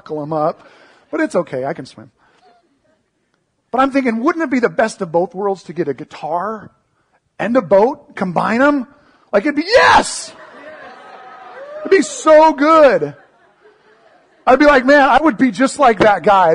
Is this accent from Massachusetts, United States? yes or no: no; Seattle, Washington, United States; I grew up in the Seattle area